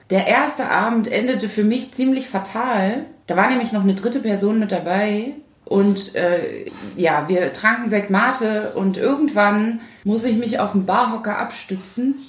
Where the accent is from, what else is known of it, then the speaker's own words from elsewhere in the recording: Thuringia, Germany; now in Hamburg, Germany; geboren bin ich in der DDR, in Thüringen